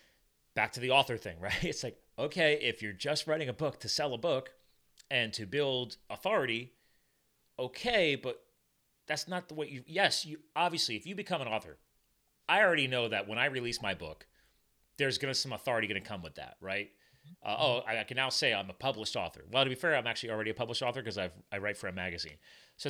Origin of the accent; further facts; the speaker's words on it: New Jersey, United States; I was born in Jersey